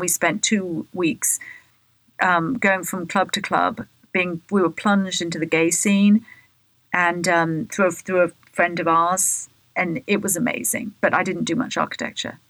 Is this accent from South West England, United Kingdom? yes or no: yes; Bath, South West England, United Kingdom; moved away as an adult; now in United States; growing up in Bath